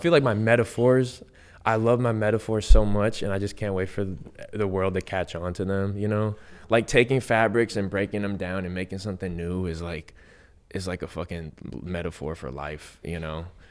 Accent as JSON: {"language": "English", "town": "San Diego", "region": "California", "country": "United States", "tie": "born or raised there", "said": "I grew up in East County, San Diego."}